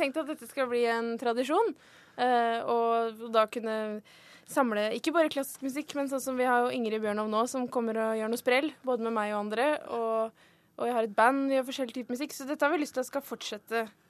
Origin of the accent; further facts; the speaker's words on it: Oslo, Norway; jeg kommer fra Vålinga Etterstad